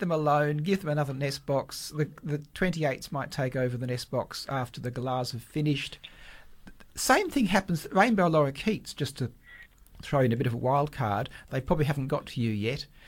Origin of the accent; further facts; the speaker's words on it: South Perth, Western Australia, Australia; I grew up in South Perth, an old suburb.